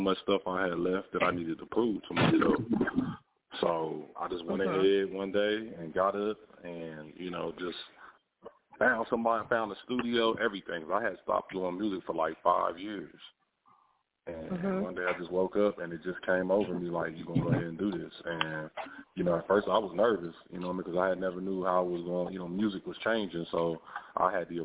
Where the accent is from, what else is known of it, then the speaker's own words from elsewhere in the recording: Ohio, United States; moved away; also born or lived in North Carolina; I'm originally from the Midwest. I'm originally from Ohio. And I had relocated to North Carolina